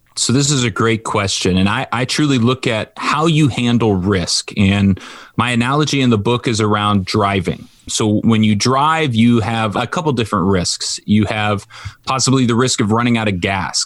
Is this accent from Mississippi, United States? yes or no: no; Orange County, California, United States; I grew up in Orange County where there's a lot of money.